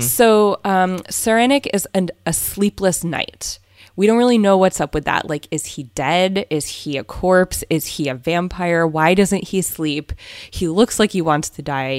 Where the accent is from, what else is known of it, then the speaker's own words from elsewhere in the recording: Southern California, United States; moved away as an adult; now in Berkshires, United States; we're from Southern California